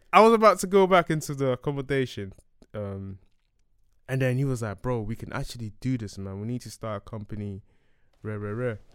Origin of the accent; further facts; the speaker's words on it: Ghana; moved away; I was born in Ghana